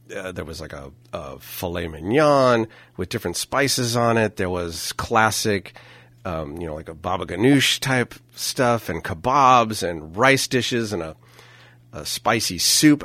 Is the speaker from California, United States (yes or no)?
yes; Napa, California, United States; we're from Napa.